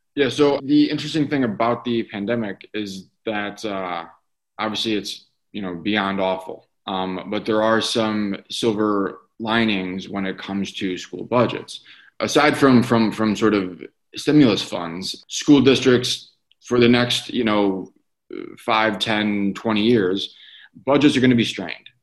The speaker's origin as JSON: {"language": "English", "town": "Detroit", "region": "Michigan", "country": "United States", "tie": "born or raised there", "said": "I grew up in the Detroit area. I currently live there"}